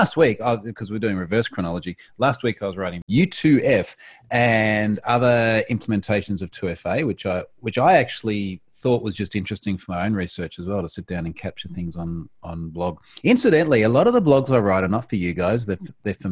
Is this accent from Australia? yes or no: yes; Australia; Independent Australian.